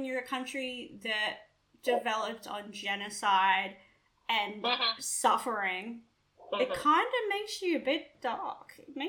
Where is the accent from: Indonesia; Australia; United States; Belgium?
Australia; As Australians